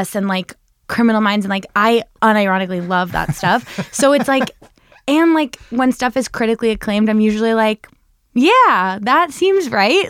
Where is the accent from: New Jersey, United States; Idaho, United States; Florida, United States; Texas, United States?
New Jersey, United States; also born or lived in Chicago; now in New York, United States; I'm from New Jersey